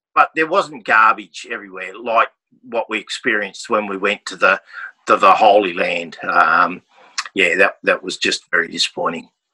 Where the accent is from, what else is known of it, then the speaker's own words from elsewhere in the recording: Australia; we come from Australia